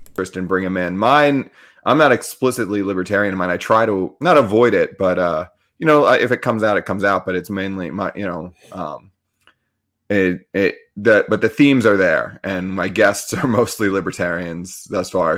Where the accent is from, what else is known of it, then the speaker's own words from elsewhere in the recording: Annapolis, Maryland, United States; like, right outside the Naval Academy